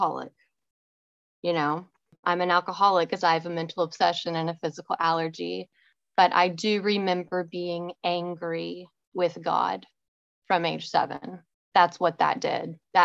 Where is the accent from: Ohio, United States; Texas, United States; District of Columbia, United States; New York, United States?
Texas, United States; Richardson; I grew up in Richardson, Texas, just north of Dallas. I lived in the same red brick house my whole childhood